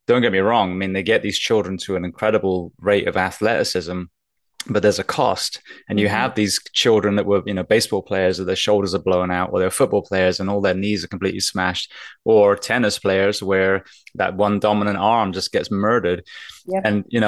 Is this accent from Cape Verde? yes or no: no; England, United Kingdom; now in Miami, United States; I was coming from England, and then not even 2 years later, I'm in a fire academy in Miami